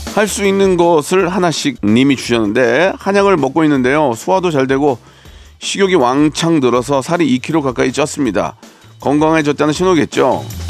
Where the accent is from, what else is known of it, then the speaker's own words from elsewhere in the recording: Gunsan, North Jeolla, South Korea; moved away; 제 고향이지만 군산 좋아요.